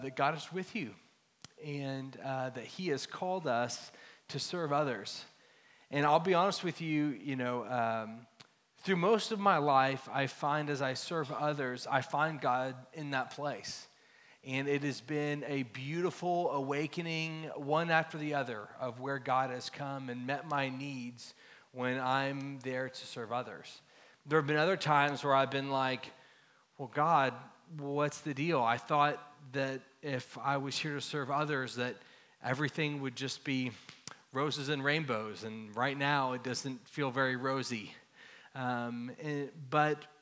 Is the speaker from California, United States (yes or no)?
no; Dallas, Texas, United States; I grew up here in Dallas, in Lake Highlands area, not far from here